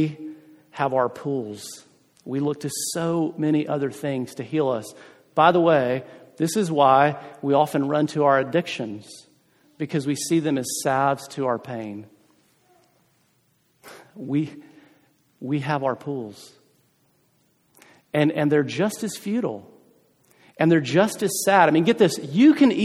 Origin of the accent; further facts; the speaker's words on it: South Carolina, United States; moved away; I'm from South Carolina originally